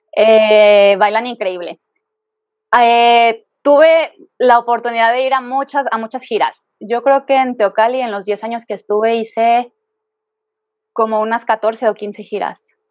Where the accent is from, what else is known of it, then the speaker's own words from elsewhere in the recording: Guadalajara, Jalisco, Mexico; moved away as an adult; now in Mexico City, Mexico; yo soy de Guadalajara.